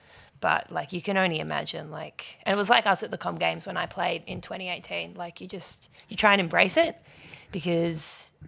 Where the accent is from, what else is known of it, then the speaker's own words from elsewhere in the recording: Bright, Victoria, Australia; Bright, my hometown.